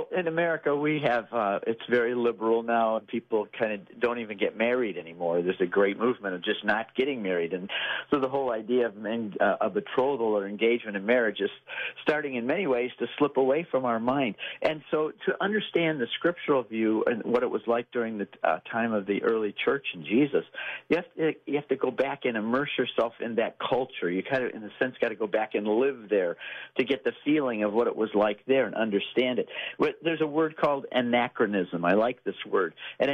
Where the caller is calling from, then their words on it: Texas, United States; I'm calling in from Texas.